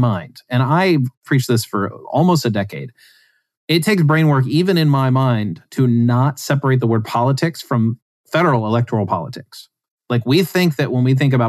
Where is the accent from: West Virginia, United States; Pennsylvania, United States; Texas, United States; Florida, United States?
West Virginia, United States; I grew up in West Virginia, and I grew up near poverty